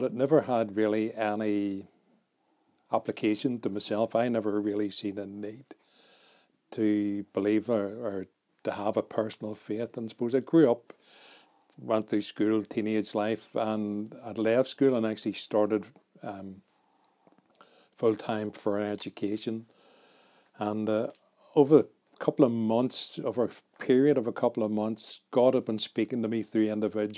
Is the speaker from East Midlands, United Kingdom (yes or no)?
no; Belfast, Northern Ireland, United Kingdom; I grew up in North Belfast, which was one of the worst areas in terms of violence.